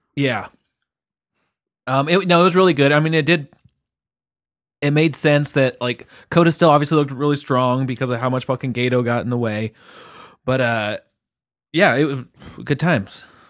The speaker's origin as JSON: {"language": "English", "region": "England", "country": "United Kingdom", "said": "I'm English"}